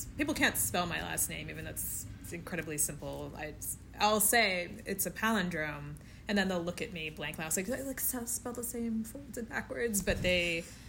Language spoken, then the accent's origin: English; Overland Park, Kansas, United States; moved away as an adult; also born or lived in Independence, Missouri; So I was born in Independence, but I know nothing of Independence. We left when I was 2 years old, and I've never been back. We moved to Kansas City, or Overland Park, actually, to be precise